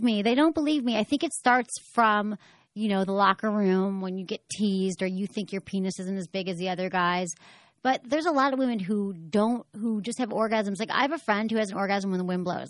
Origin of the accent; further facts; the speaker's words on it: Detroit, Michigan, United States; moved away; I'm from Detroit